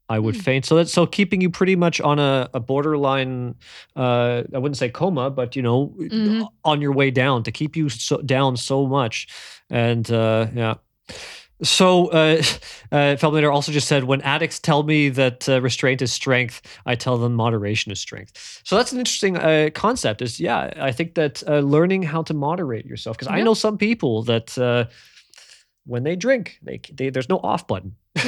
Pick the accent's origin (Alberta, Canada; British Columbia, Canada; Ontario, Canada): Ontario, Canada; So I grew up in Canada, right? In Southern Ontario.